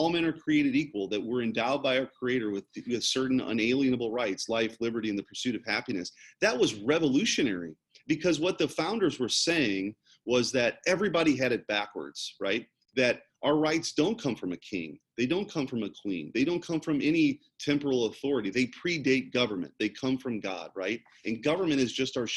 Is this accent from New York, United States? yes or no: no; St. Louis, Missouri, United States; I was the first person in my family growing up in North St. Louis County in a pretty blue collar background to go to college right out of high school